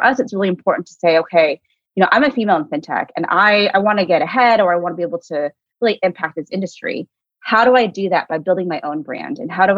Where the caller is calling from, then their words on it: Oakland, California, United States; And I'm calling in from clear across the country in the Bay Area. So in Oakland, California, even though my background says I really want to be in New York.